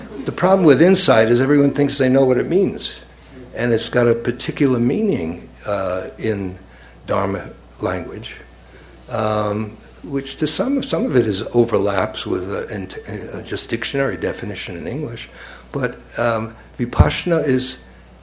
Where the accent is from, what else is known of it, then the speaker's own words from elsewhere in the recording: New York, United States; now in Cambridge, United States; I grew up in the Lower East Side of New York and then Brooklyn, New York